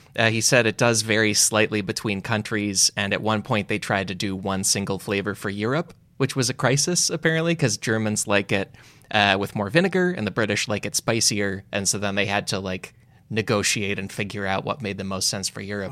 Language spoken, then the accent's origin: English; Chicago, Illinois, United States; I'm from Chicago